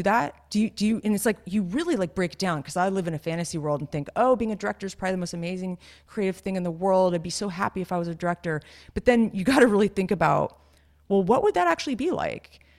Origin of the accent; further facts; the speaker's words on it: near Santa Cruz, California, United States; I grew up near Santa Cruz